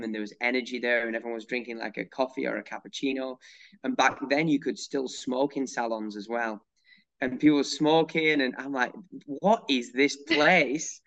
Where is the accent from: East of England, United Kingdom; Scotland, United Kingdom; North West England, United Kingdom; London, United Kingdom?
North West England, United Kingdom; moved away as an adult; now in United States; I grew up in England in a really small town between Manchester and Liverpool